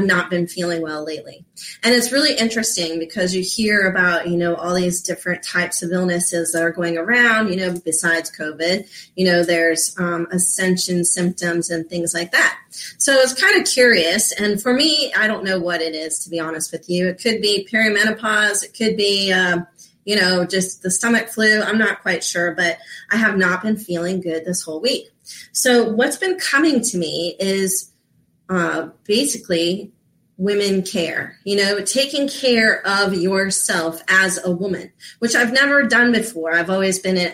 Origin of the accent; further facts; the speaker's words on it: Florida, United States; I grew up in Florida